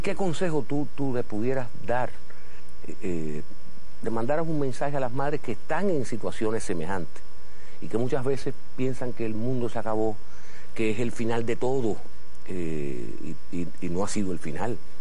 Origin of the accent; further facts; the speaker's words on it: Cuba; yo soy cubano